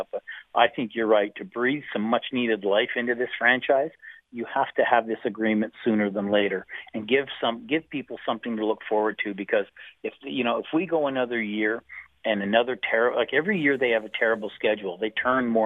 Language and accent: English; Missouri, United States; I'm sorry. I'm I'm from Missouri. You're gonna have to show me.